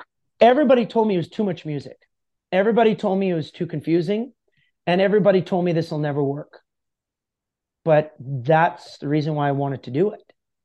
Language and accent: English; Canada; That I had 13 people and I'm a Canadian country artist.